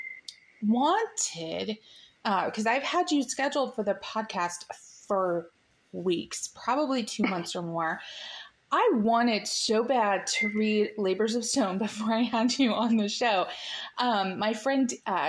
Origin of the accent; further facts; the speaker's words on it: United States; this American chick